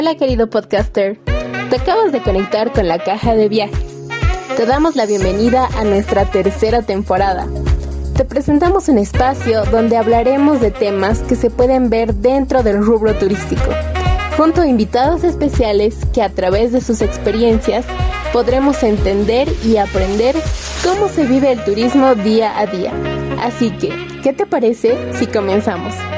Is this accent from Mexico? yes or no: no; Bolivia; como bolivianos nos sentimos orgullosos de tener producciones así, tan grandes dentro de nuestro país